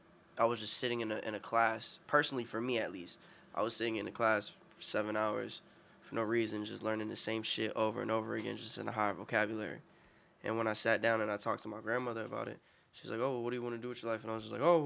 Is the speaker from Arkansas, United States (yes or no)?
no; Lake Park, Florida, United States; also born or lived in Bronx, New York; I was born in the Bronx, and I moved from the Bronx when I was like 7 to Lake Park.